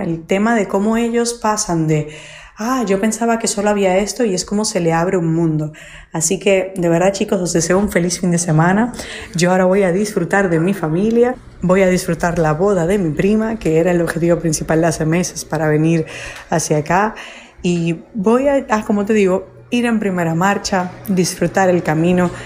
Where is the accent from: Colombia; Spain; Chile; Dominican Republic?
Dominican Republic; moved away; República Dominicana y era algo que como mi país eh, es mi país natal